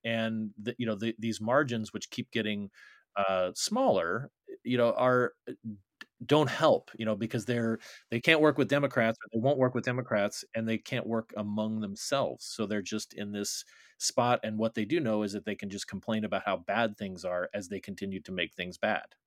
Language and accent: English; Arizona, United States; Arizona, my home state